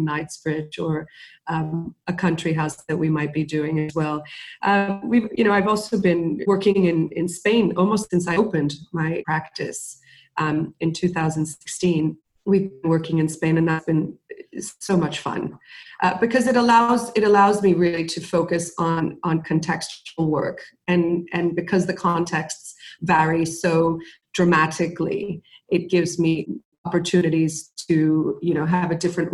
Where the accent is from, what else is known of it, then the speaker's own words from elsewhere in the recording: Miami, Florida, United States; moved away as an adult; also born or lived in Mexico; now in London, United Kingdom; My parents are Cuban. I was born in Mexico. I grew up in Miami. Now I'm based in London